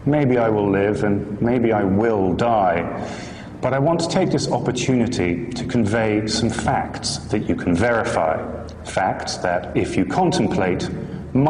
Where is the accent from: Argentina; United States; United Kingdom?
United Kingdom; I'm a British journalist who used to work for some of the bigger newspapers and magazines in the UK